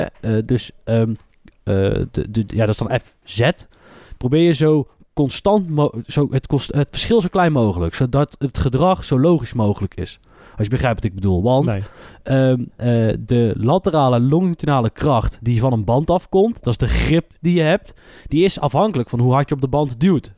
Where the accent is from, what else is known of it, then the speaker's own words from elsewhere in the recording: Netherlands; wij zijn Nederlanders